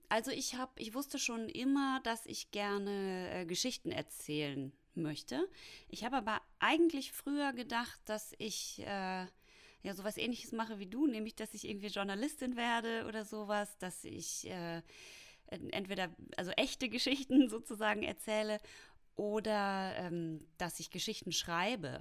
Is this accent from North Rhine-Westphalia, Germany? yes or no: yes; Hamm, North Rhine-Westphalia, Germany; moved away as an adult; also born or lived in Munich; now in Berlin, Germany; ich komme ja aus dem Ruhrpott